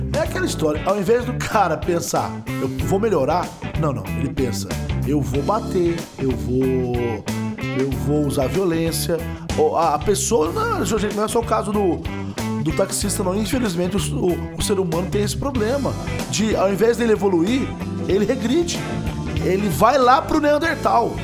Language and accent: Portuguese; Machado, Minas Gerais, Brazil; Estou em Minas Gerais, sim, na minha cidade natal, Machado, Minas Gerais